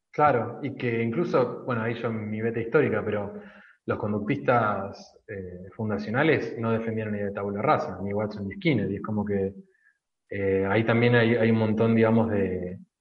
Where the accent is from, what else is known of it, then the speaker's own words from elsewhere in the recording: Argentina; como argentinos tenemos tendencia a los casicazgos